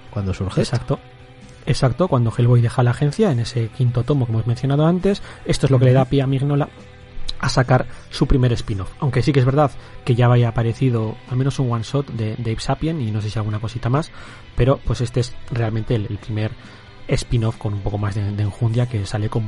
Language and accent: Spanish; Bilbao, Basque Country, Spain; Si hay que siempre aquí nos tiramos a la piscina, que somos de Bilbao.